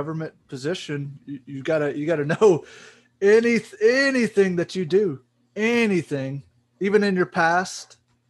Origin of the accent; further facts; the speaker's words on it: Vicksburg, Mississippi, United States; moved away; My hometown of Vicksburg